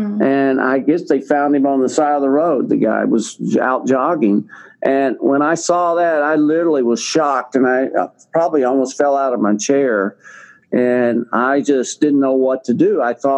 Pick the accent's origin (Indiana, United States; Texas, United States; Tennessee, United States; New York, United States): Texas, United States; accent: Texas drawl; I am a Texan. You can probably tell from my little bit of my Texas drawl that I've got left, but I was living in Texas and north of Houston, Texas